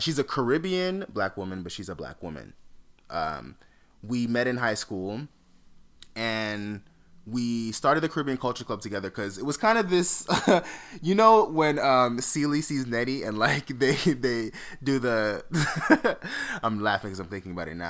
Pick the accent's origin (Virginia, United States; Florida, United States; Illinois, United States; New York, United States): Florida, United States; Fort Lauderdale; moved away; also born or lived in Atlanta; I grew up in Fort Lauderdale